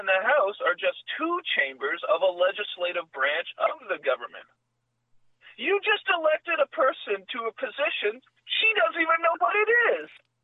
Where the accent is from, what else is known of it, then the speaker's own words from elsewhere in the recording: Canada; I'm a Canadian